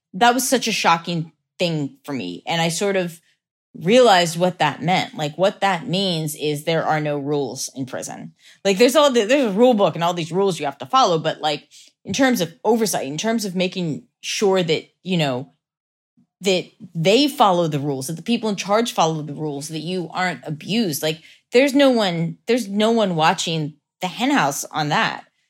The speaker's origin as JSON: {"language": "English", "town": "Lancaster", "region": "Pennsylvania", "country": "United States", "tie": "born or raised there", "said": "Lancaster, Pennsylvania."}